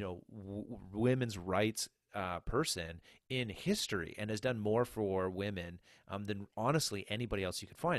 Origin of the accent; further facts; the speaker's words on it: New Brunswick, Canada; moved away as an adult; also born or lived in Nova Scotia / Barrie, Ontario; I'm from New Brunswick, or from Nova Scotia originally, but, uh, grew up in New Brunswick, and so we're back, um, in the hometown